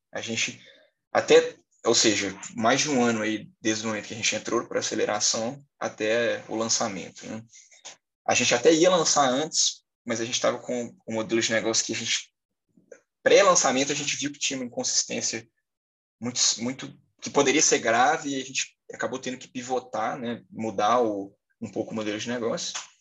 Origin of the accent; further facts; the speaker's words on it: Belo Horizonte, Minas Gerais, Brazil; sou de Belo Horizonte, Minas Gerais, tenho 23 anos